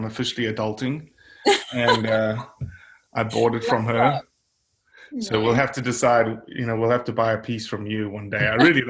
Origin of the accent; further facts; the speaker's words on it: South Africa; now in United States; obviously I'm from South Africa.